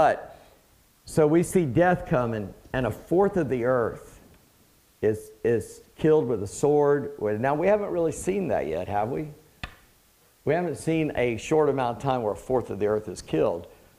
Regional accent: England, United Kingdom; I'm not Greek, I'm English, so hell followed him.

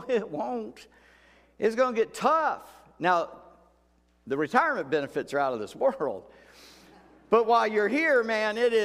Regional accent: United States; we as an American people

